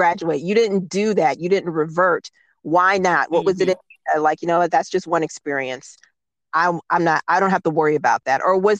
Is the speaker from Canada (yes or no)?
no; Cleveland, Ohio, United States; I'm from Cleveland. I know East Cleveland, Black.